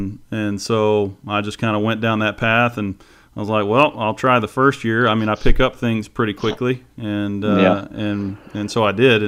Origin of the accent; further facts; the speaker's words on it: Live Oak, Florida, United States; I'd worked pretty much every job you could work in town, the big city of Live Oak.